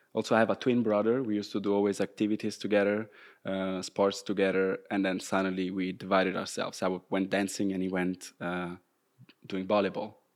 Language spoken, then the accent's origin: English; Rome, Lazio, Italy; English is a second language; moved away as an adult; also born or lived in Groningen, Netherlands; now in Maastricht, Netherlands; I'm from Rome, so I was living at my parents' place at the time